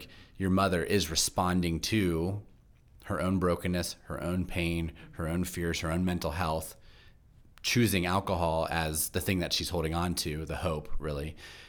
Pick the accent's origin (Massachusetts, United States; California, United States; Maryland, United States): Maryland, United States; Baltimore; specifically growing up in Baltimore was a very religious city for a very long time.